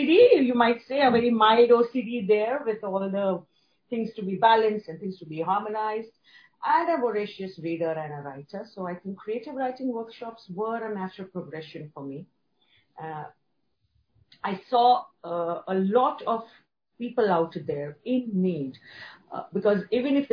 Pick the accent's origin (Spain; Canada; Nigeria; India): India; moved away as an adult; now in Hong Kong; born and brought up in India, then migrated to Hong Kong 15 years back after marriage.